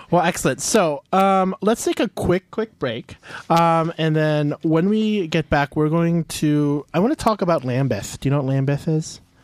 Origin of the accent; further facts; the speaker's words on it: St. Louis, Missouri, United States; I'm from St. Louis